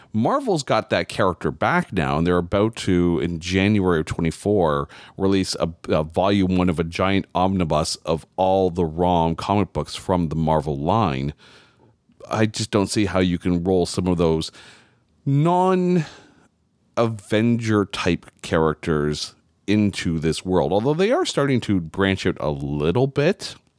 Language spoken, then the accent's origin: English; Canada; I'm Canadian